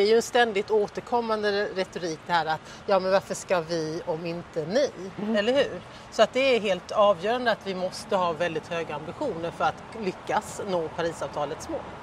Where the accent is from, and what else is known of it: Sweden; moved away